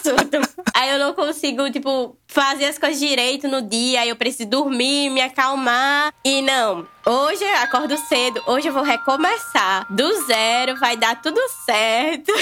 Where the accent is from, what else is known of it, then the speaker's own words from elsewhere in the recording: Natal, Rio Grande do Norte, Brazil; eu sou de Natal, Rio Grande do Norte, Nordeste com muito amor